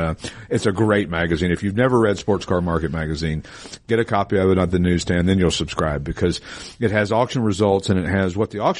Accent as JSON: {"language": "English", "region": "Tennessee", "country": "United States", "tie": "born or raised there", "said": "where I grew up in Tennessee"}